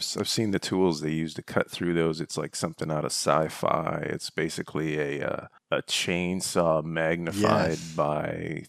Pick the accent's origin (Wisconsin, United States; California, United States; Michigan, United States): Michigan, United States; Growing up in Northern Michigan, we had the crawl space.